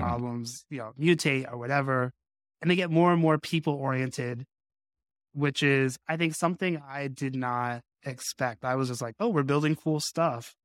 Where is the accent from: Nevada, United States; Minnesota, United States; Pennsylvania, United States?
Nevada, United States; Las Vegas; I grew up in Las Vegas, uh, which is, you know, the fight capital of the world